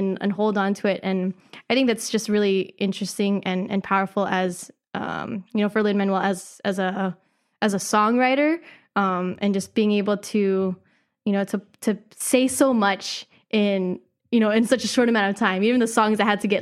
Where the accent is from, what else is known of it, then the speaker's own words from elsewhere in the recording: Philippines; as a Filipina